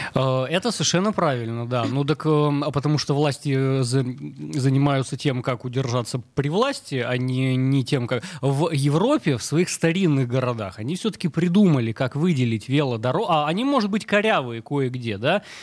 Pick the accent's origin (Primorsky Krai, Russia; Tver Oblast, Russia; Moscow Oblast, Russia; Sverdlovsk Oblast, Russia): Sverdlovsk Oblast, Russia; Yekaterinburg; я вообще вырос э, на Уралмаше в Екатеринбурге